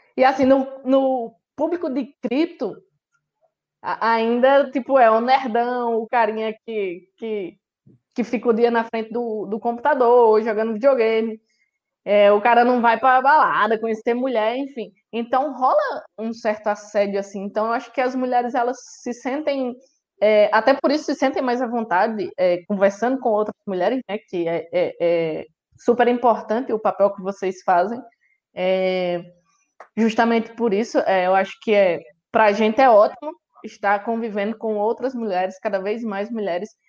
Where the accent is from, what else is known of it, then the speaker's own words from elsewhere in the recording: Northeast Region, Brazil; eu sou nordestino, sangue é, ferve